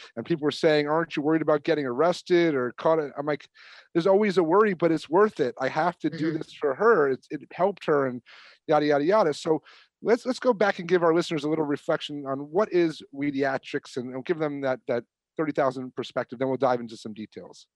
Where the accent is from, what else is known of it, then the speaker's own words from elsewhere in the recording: New York, United States; I'm from New York